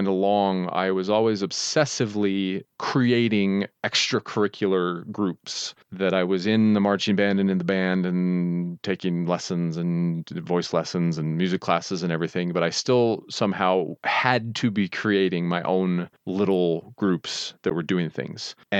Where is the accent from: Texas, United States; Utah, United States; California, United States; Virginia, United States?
Utah, United States; And I grew up in Utah, very large Mormon families.